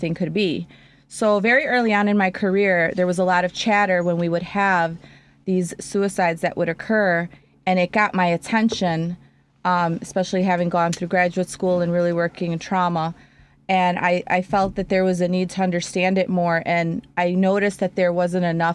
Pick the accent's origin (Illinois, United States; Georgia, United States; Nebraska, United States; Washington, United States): Illinois, United States; Chicago; I am originally from Chicago, born and raised on the north side.